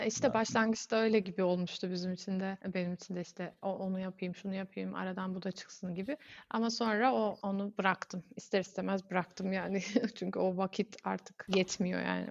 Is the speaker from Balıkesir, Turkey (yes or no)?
no; Gazipaşa, Antalya, Turkey; now in Germany; Gazi Paşalıyım demiyorum da şey, Antalyalıyım diyorum.